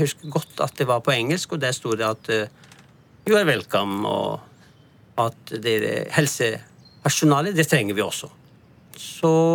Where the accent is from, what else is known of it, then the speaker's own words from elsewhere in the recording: Lahore, Punjab, Pakistan; moved away as an adult; also born or lived in Karachi / Stockholm; now in Lørenskog, Norway; fra Punjab, fra hjemmestedet mitt Lahore